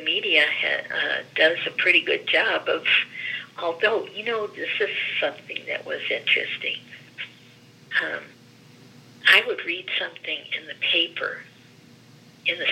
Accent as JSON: {"language": "English", "town": "Gary", "region": "Indiana", "country": "United States", "tie": "born or raised there", "first_language": "Greek", "second_language": "English", "lives_now": "Greensburg, United States", "said": "I was born and raised in Gary, where the lifeblood of that area is the steel industry"}